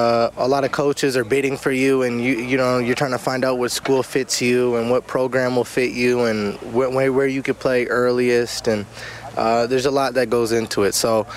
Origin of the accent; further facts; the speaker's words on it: Windsor, Ontario, Canada; I'd watch CFL from time to time, but just being so close to the border and being so close to Detroit, I really watched the Detroit Lions.